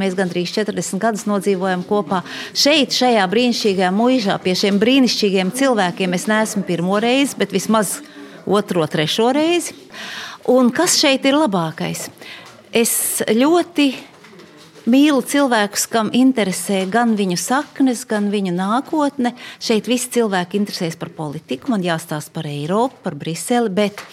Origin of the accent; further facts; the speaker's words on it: Jelgava, Zemgale, Latvia; Es esmu zemgaliete, es esmu dzimusi šeit pat nedaudz kilometrus tālāk Jelgavā